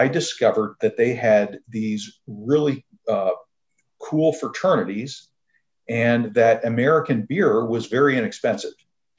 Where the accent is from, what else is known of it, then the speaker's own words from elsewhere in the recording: near Toronto, Southern Ontario, Canada; I was born in Canada. I'm from Southern Ontario, near a small town near Toronto